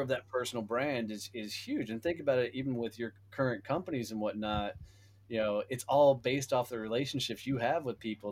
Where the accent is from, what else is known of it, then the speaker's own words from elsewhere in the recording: Fort Worth, Texas, United States; my hometown of Fort Worth, Texas